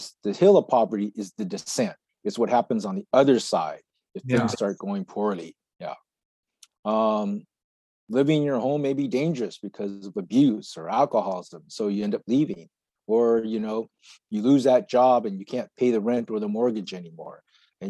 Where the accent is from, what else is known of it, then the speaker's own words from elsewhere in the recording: United States; I was born and raised in the United States